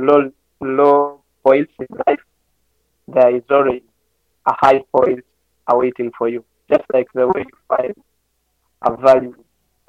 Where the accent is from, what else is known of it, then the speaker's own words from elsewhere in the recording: Uganda; for us as Ugandans